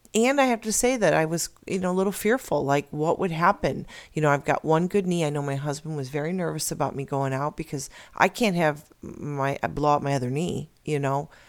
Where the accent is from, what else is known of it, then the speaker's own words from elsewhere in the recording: Illinois, United States; now in Arizona, United States; I'm originally from Illinois